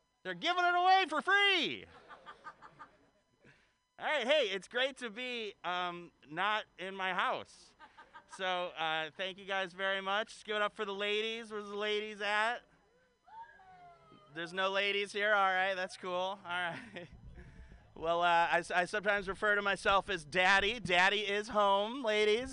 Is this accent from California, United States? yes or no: no; Detroit, Michigan, United States; now in San Francisco, United States; I'm originally from Detroit